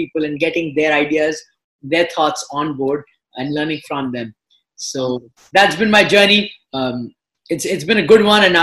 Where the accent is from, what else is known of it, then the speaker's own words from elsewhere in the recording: Kolkata, West Bengal, India; moved away as an adult; also born or lived in United States / Australia / Belgium; I was born in Kolkata and I grew up here. I went to school here till grade 12